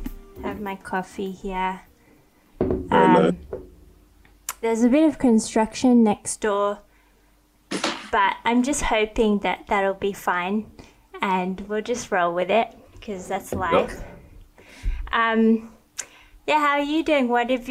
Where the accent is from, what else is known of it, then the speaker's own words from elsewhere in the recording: Australia; also born or lived in Thailand; I didn't grow up in America. I grew up in Australia and Thailand. I mean, we have rugby union and we've got AFL